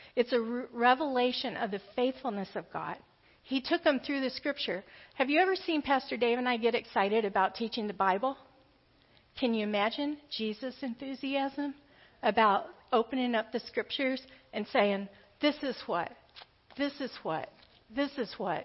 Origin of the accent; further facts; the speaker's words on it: the South, United States; I grew up in the South. But my family was all from the Appalachia region of Kentucky